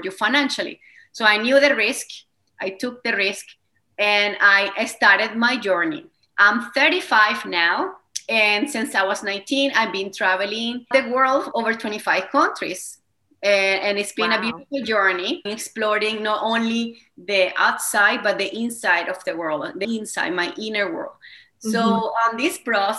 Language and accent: English; Venezuela; accent: Spanish; first language Spanish; English is a second language; moved away as an adult; now in Canada; I have a Spanish accent. I speak Spanish as my first language. So I was born in Venezuela